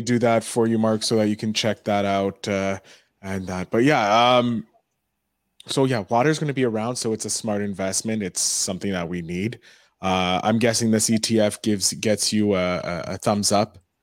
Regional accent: Canada; we're both from Canada.

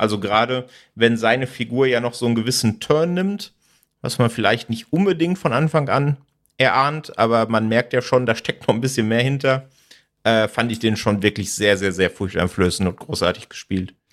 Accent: Sauerland, North Rhine-Westphalia, Germany; moved away; ich komme ursprünglich aus dem Sauerland

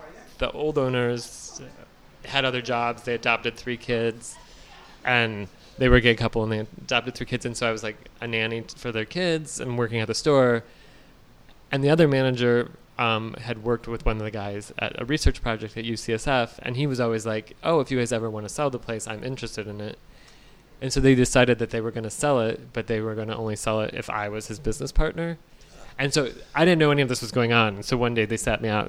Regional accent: outside Detroit, Michigan, United States; moved away as an adult; also born or lived in Columbus, Ohio; now in San Francisco, United States; No, I grew up in Michigan, just Michigan. Outside Detroit

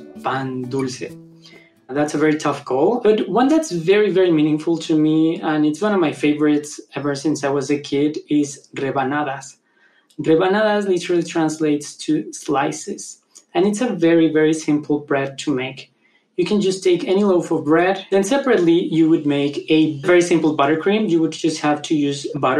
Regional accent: Mexico City, Mexico; I am a baker from Mexico City.

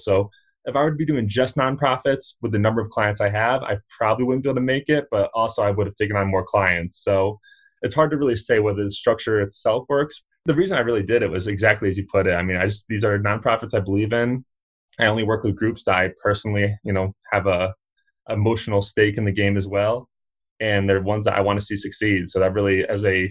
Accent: Connecticut, United States; now in Fort Collins, United States; So I'm actually originally from the East Coast. I come from Connecticut

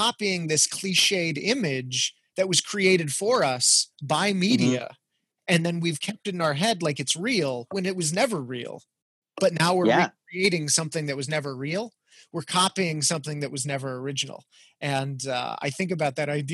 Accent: El Paso, Texas, United States; moved away; I grew up in El Paso, Texas

